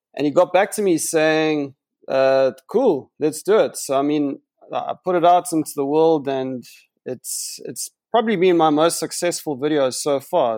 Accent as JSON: {"language": "English", "town": "Johannesburg", "region": "Gauteng", "country": "South Africa", "tie": "born or raised there", "moved": "as an adult", "lives_now": "Cape Town, South Africa", "said": "I grew up in Jo'burg for eighteen years"}